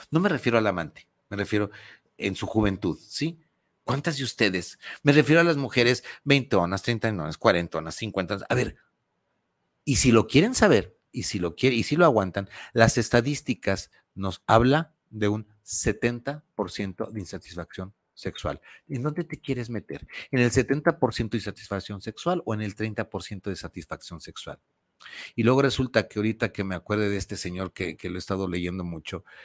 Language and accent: Spanish; Mexico; soy muy mexicana, me encanta el chile